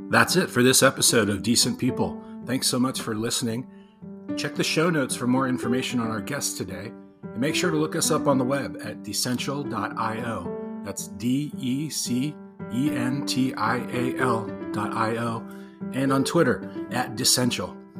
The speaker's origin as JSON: {"language": "English", "town": "Los Angeles", "region": "California", "country": "United States", "tie": "born or raised there", "also_born_or_lived": "New York City, United States", "moved": "as an adult", "said": "I moved back to Los Angeles, my hometown"}